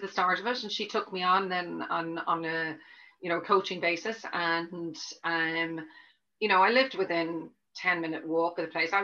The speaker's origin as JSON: {"language": "English", "town": "Dublin", "region": "Leinster", "country": "Ireland", "tie": "born or raised there", "moved": "yes", "lives_now": "Cork, Ireland", "said": "I grew up in Dublin, which I hope you can tell from the accent, it's not completely Cork yet"}